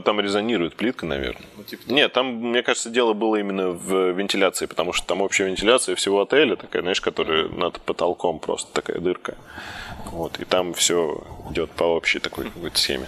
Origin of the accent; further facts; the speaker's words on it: Zelenograd, Moscow, Russia; Я сам родился в Зеленограде, это московский.